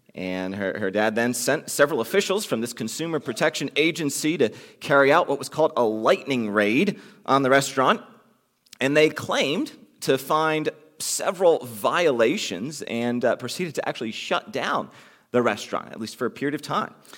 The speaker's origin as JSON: {"language": "English", "country": "United States", "said": "those of us f, who are from the United States"}